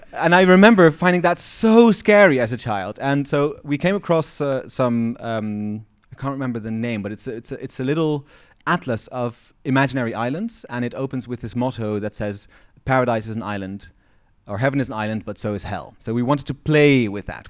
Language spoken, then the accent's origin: English; Eindhoven, North Brabant, Netherlands; now in Amsterdam, Netherlands; Growing up in the Netherlands, I've always been aware that Eindhoven, where I'm from, is twenty-three meters above sea level